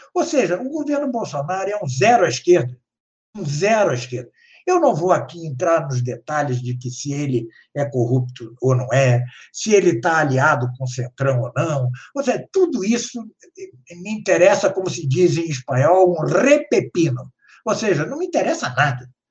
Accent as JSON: {"language": "Portuguese", "country": "Brazil", "said": "nós que somos brasileiros"}